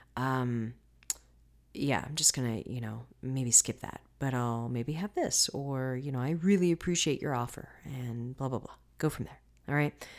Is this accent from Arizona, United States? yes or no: no; Florida, United States; I'm from Florida